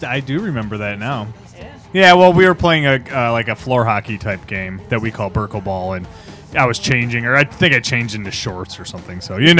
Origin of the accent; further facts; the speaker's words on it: Michigan, United States; us Michiganders usually bring shit weather wherever we go